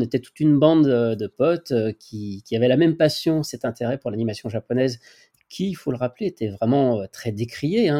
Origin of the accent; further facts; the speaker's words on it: Lyon, Auvergne-Rhône-Alpes, France; also born or lived in Rillieux-la-Pape; je suis originaire de Lyon et je déménage de Lyon à, Rieux, Rieux-la-Pape